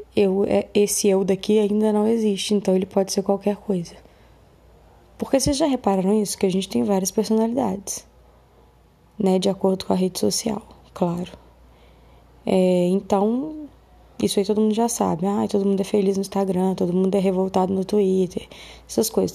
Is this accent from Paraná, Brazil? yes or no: no; Belo Horizonte, Minas Gerais, Brazil; eu sou de Belo Horizonte